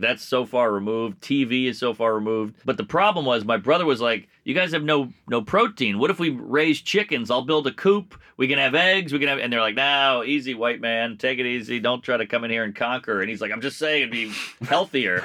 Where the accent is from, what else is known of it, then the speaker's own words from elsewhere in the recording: United States; I'm a, I'm a American through and through